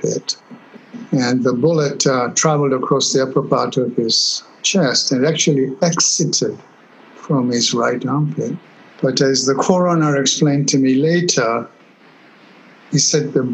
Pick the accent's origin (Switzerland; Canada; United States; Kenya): Kenya; moved away; also born or lived in England; I was born in Kenya. My roots are Eastern, and I was educated in England. My college life was in England. I would still have been in Kenya had Idi Amin not happened.